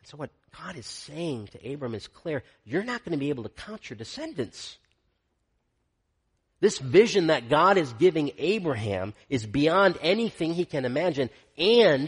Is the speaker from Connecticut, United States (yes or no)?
no; Michigan, United States; I grew up in Michigan